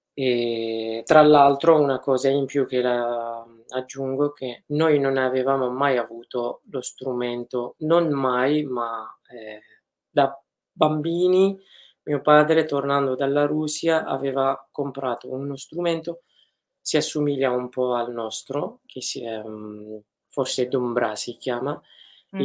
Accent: Afrin, Aleppo Governorate, Syria; now in Italy; sono nato ad Aleppo e cresciuto ad Afrin

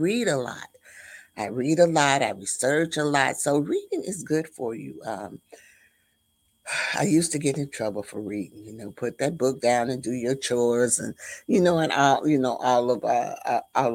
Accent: the South, United States; I was raised in the South

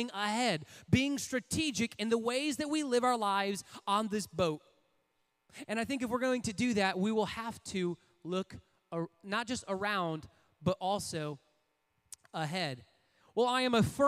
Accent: Port Huron, Michigan, United States; I grew up in Port Huron, Michigan

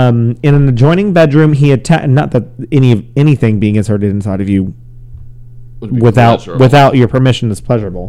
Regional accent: Chicago, Illinois, United States; I'm from Chicago

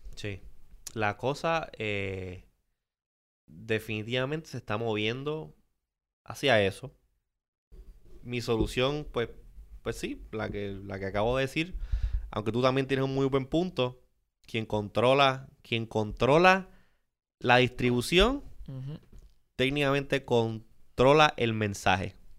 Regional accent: Puerto Rico; Puerto Rico es, estamos, O sea, somos parte de la Unión Americana

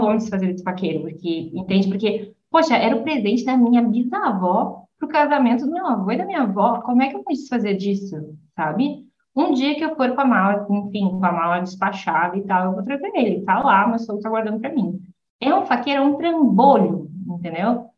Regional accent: São Borja, Rio Grande do Sul, Brazil; moved away as an adult; now in Italy; Eu sou fronteirista, né? Sou de São Borja ali, tá, fronteira com a Argentina

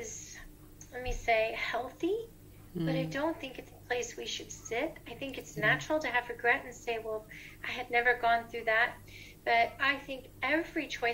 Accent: Tampa, Florida, United States; moved away as an adult; now in Nashville, United States; I'm originally from Florida, Tampa Bay, Florida in the USA. And I moved to Nashville, Tennessee about 16, 17 years ago

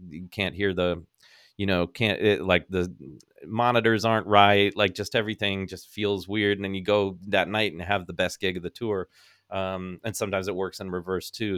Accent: Northern California, United States; growing up in Northern California

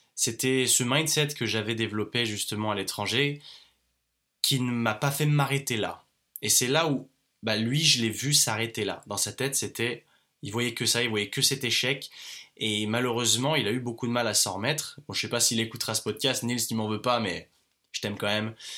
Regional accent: France; also born or lived in Australia; je suis jeune, je suis un jeune entrepreneur, je suis français

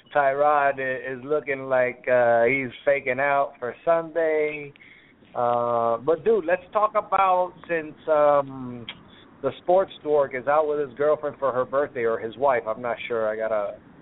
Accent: United States

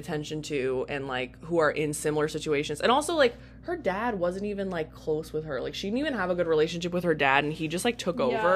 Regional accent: South Florida, United States; I grew up in, like, South Florida

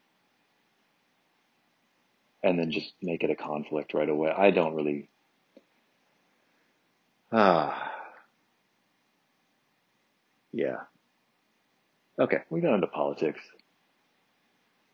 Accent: Michigan, United States; moved away; my home state of Michigan

